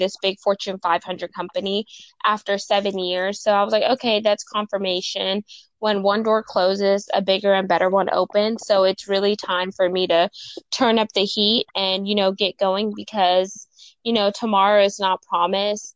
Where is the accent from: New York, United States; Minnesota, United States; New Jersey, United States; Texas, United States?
Texas, United States; Houston; I'm from Houston, Texas